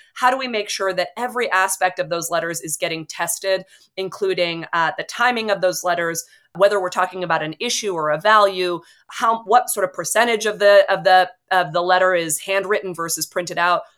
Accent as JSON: {"language": "English", "area": "Bay Area", "region": "California", "country": "United States", "tie": "born or raised there", "said": "growing up in the Bay Area"}